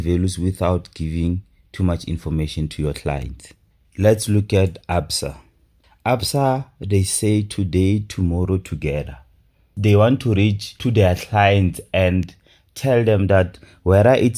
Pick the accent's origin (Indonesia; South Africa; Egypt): South Africa; Rustenburg, North West; also born or lived in Pretoria; I was born in Pretoria and I was raised in Rustenburg.